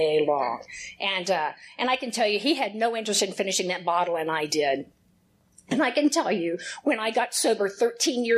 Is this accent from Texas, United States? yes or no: yes; Houston, Texas, United States; accent: twang; I am born and raised in Houston, Texas